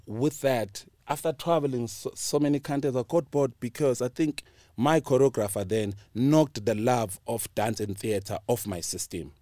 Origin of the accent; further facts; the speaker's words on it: South Africa; I'm from Pilaranjay